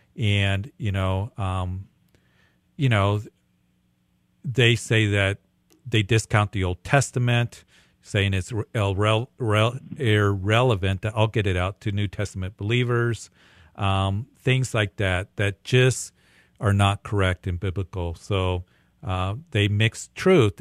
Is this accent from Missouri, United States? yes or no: no; Greeley, Colorado, United States; also born or lived in Midwest; I'm from Greeley. This is cattle country up here